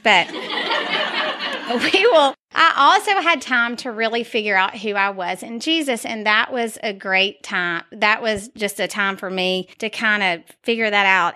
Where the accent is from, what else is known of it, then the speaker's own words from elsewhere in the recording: Dalton, Georgia, United States; I love being from Dalton